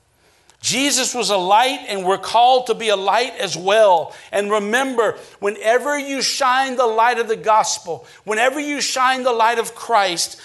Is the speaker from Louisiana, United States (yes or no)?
yes; Acadiana, Louisiana, United States; growing up in Acadiana